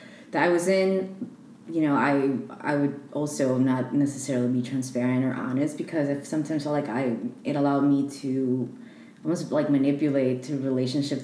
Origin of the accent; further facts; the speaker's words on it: New York City, New York, United States; moved away as an adult; also born or lived in Ecuador; now in Bay Area, United States; I identify as a queer Ecuadorian immigrant. I was raised in New York. So I would say I'm a New Yorker, more specifically from Queens.